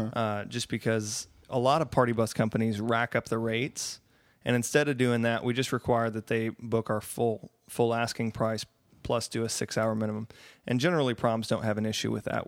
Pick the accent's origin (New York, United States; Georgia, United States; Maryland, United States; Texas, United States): Texas, United States; Austin; we're from Austin. Myself and my booking agents are all from Austin